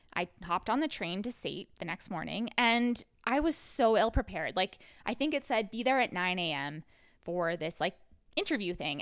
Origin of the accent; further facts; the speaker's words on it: Rocky Mountain House, Alberta, Canada; now in Calgary, Canada; I'm also from Rocky Mountain House, and I, but I was born in Calgary.